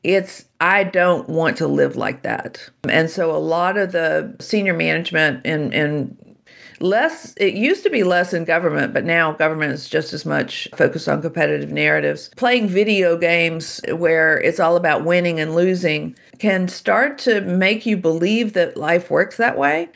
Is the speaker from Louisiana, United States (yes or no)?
yes; Shreveport, Louisiana, United States; I grew up in Shreveport, Louisiana